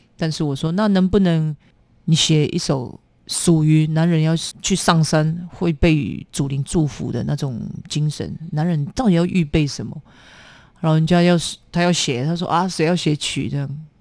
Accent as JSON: {"language": "Chinese", "area": "Hengchun Peninsula", "region": "Pingtung County", "country": "Taiwan", "tie": "born or raised there", "said": "我那时候大学毕业，我回到恒春半岛去自己的母校任教的时候"}